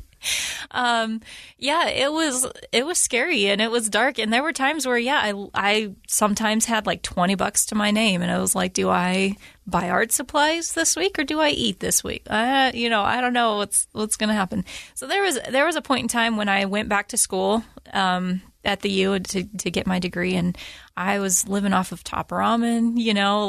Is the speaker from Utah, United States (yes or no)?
yes; Utah, United States; I was born and raised here in Utah